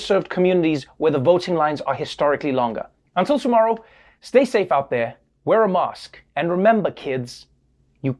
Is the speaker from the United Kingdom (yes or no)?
no; South Africa; moved away as an adult; now in United States; my life growing up in South Africa